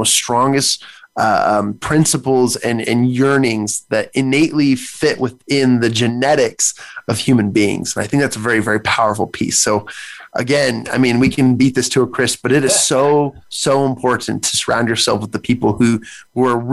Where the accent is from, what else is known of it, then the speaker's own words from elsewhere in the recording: United States; as an American, as a citizen